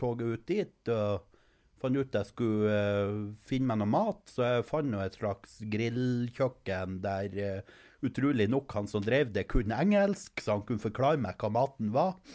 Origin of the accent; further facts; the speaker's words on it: Norway; som nordmann